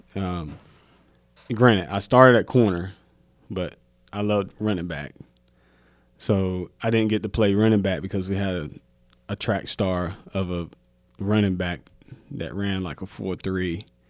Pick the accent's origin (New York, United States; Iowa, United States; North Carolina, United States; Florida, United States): North Carolina, United States; Mount Olive; moved away as an adult; also born or lived in Salisbury, North Carolina; now in Charlotte, United States; I'm either going to the military to get out of Mount Olive